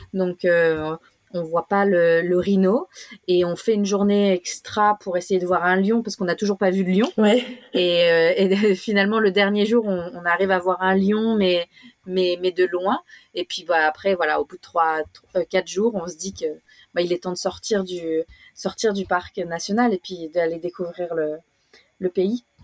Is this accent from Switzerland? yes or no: no; France; moved away as an adult; now in Australia; nous, en tant que Français de, de France, on a eu un, un cours euh, apartheid dans nos cours d'histoire, que ce soit au collège ou au lycée